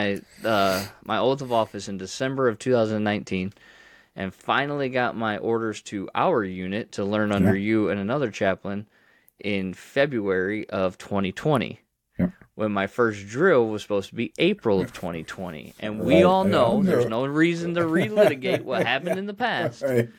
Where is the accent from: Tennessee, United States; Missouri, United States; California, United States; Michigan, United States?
Michigan, United States; now in Texas, United States; I grew up in Michigan in a pastor's home. I went away to college and then came back and worked at that church that I grew up in as the youth pastor for 3 years.